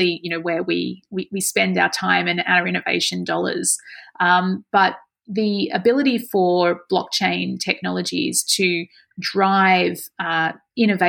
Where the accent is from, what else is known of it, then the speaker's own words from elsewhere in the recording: Australia; this is part of our culture, isn't it, of being Australian